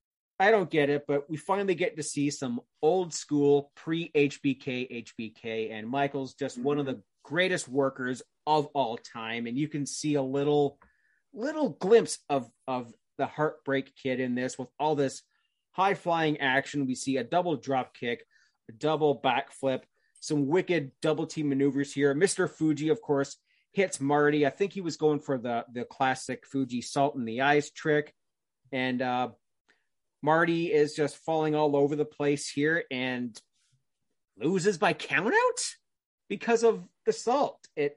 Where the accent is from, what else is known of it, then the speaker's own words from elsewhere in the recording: Canada; because I'm of course, being Canadian, like, Owen Hart is my number one favorite wrestler of all time